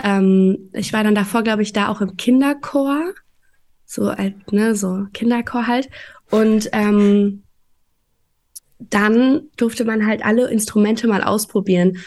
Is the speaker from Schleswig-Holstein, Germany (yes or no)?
no; Offenbach, Hesse, Germany; also born or lived in Frankfurt; bin ich in Offenbach aufgewachsen.